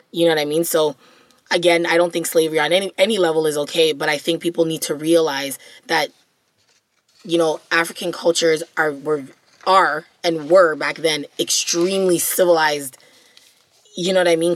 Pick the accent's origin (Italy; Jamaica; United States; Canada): Jamaica; As a Jamaican person